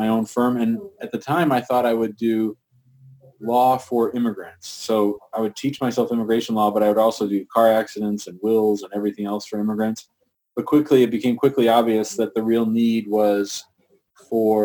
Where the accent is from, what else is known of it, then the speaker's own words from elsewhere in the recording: St. Louis, Missouri, United States; I grew up in St. Louis